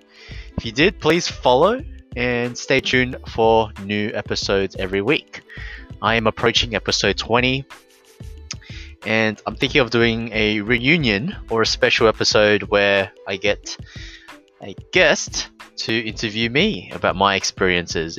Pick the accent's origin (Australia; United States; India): Australia; I grew up in Australia all my life.